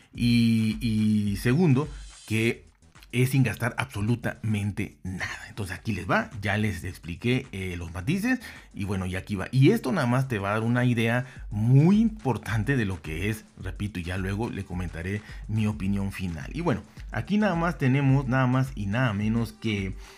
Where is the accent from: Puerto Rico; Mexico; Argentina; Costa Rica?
Mexico; yo soy de México